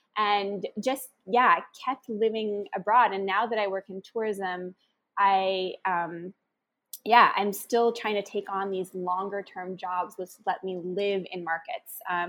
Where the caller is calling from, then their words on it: Cambodia; So I'm calling from Cambodia.